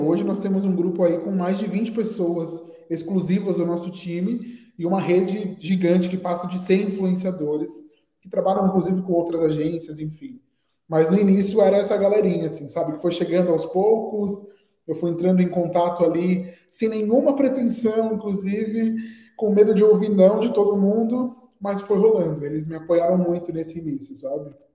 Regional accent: Guarulhos, São Paulo, Brazil; nascido aqui em São Paulo mesmo. É, cresci em Guarulhos, que é uma cidade vizinha

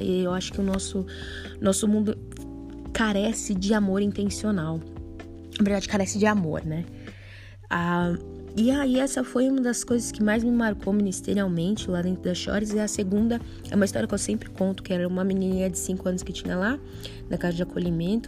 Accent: Brazil; eu, brasileira que sou

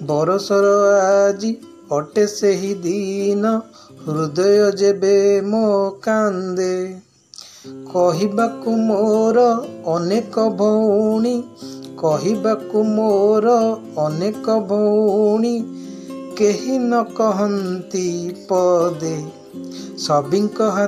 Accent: Odisha, India; first language Odia; Hindi is a second language; ओडिशा से हूँ

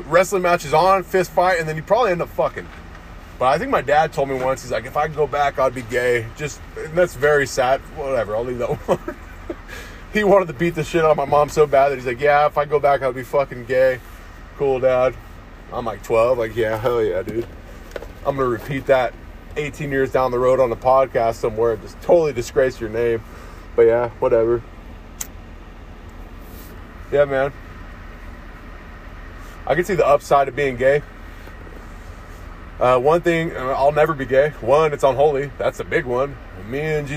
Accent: United States; I'm an American

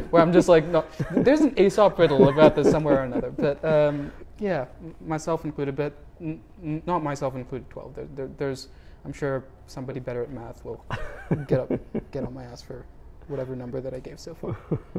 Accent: United States; You know, I'm Indian American.

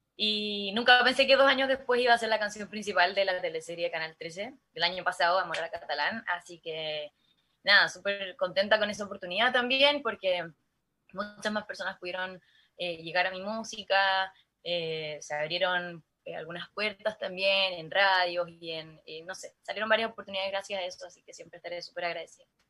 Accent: La Serena, Coquimbo, Chile; mi mamá me llevaba a cantar a, Telenorte, canal regional de acá de La Serena

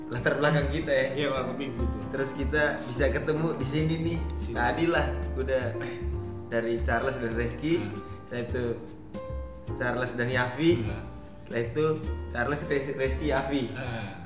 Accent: Cibubur, Jakarta, Indonesia; Gue gue dari SD, SMP, SMA Cibubur.

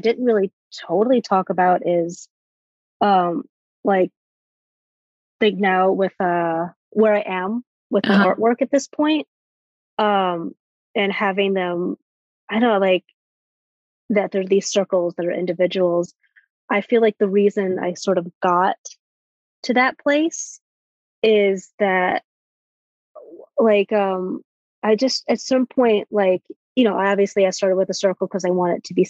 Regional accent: Alabama, United States; moved away as an adult; also born or lived in Florida / New York; I'm originally from Alabama

